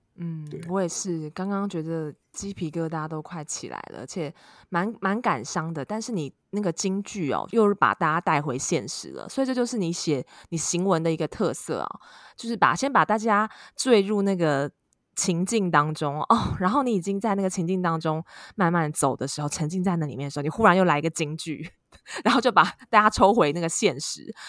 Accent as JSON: {"language": "Chinese", "country": "Taiwan", "said": "我们台湾人亚洲在这方面还是其实蛮，蛮传统的"}